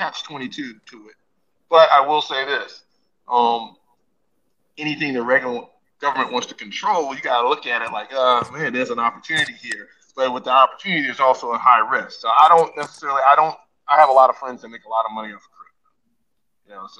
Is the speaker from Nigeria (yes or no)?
yes; Nigeria; I'm from Nigeria, right, Todd? You know I'm Nigerian.